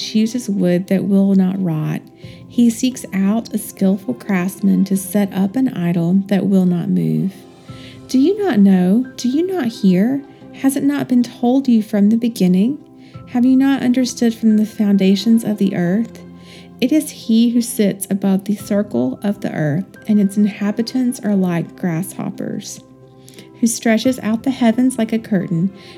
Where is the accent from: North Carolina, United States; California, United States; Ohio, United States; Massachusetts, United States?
North Carolina, United States; Western; I am from Western North Carolina and grew up walking around outside